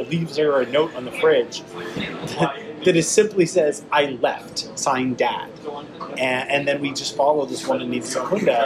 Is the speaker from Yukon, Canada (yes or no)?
no; Toronto, Ontario, Canada; here in my hometown of Toronto, Canada